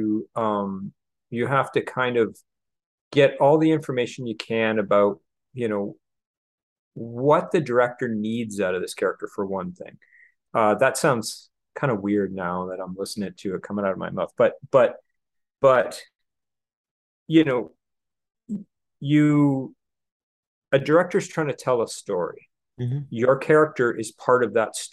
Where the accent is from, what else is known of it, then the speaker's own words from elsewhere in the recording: Canada; moved away as an adult; now in Los Angeles, United States; I'm a guy from Canada, normal guy